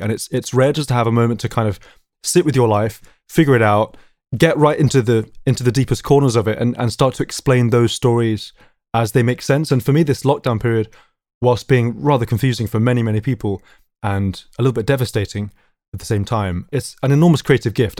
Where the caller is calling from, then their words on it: London, United Kingdom; I'm calling from North London, calling from my, my lockdown location, my family music room